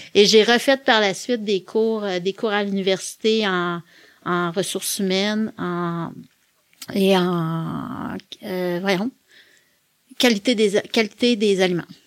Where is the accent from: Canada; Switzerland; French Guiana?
Canada; Quebec City, Quebec; also born or lived in La Pocatière, Bas-Saint-Laurent / Montreal; Moi, je suis née à Québec. Je suis originaire de Québec. J'ai presque toujours vécu à Québec et je suis encore à Québec aujourd'hui